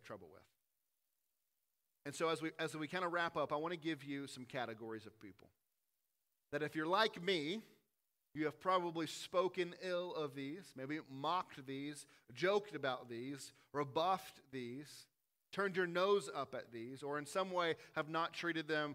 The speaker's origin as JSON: {"language": "English", "region": "the South", "country": "United States", "tie": "born or raised there", "said": "Growing up in the South, you think that everyone should like bluegrass music, biscuits and gravy, and drink sweet tea"}